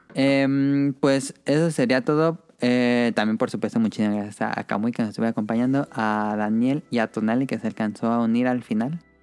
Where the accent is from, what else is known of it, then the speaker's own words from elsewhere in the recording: Morelia, Michoacán, Mexico; nosotros somos de Morelia